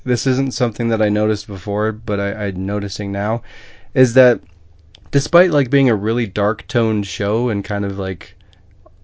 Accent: Midwest, United States; I'm a Midwesterner

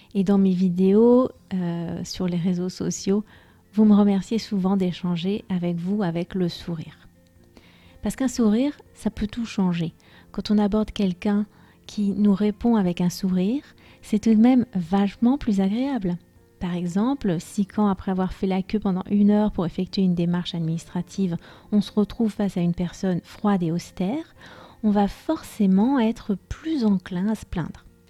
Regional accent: France; je suis française

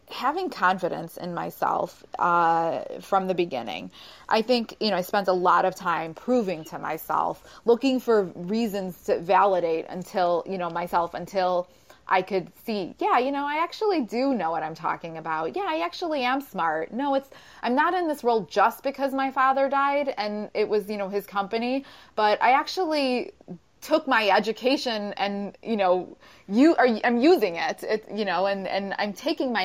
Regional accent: Chicago, Illinois, United States; I'm from Chicago

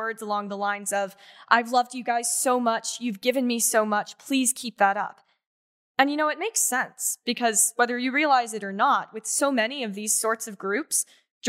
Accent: Roanoke, Virginia, United States; also born or lived in Freehold, New Jersey; I've been attending Second Presbyterian since the third grade, so pretty much since I moved to Roanoke from Freehold, New Jersey

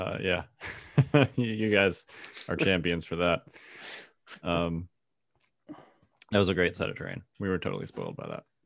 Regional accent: Chicago, Illinois, United States; I grew up in Chicago

